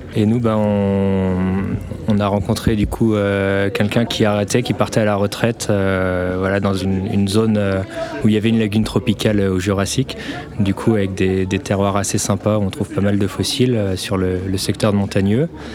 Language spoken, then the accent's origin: French; Vienne, Auvergne-Rhône-Alpes, France; j'étais originaire de Vienne